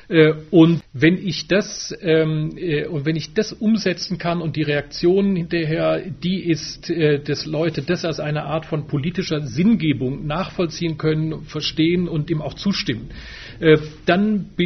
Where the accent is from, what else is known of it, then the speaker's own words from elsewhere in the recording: Wissen, Rhineland-Palatinate, Germany; einen Vortrag gemacht in meiner alten Heimatstadt in Wissen an der Sieg das war wahnsinnig gut besucht.